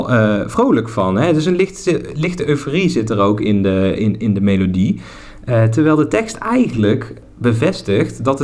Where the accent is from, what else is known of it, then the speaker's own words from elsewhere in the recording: Netherlands; accent: soft G; Kijk, ik mag daar eigenlijk niet te veel over zeggen met mijn zachte G en ik maak mijn woorden ook niet af.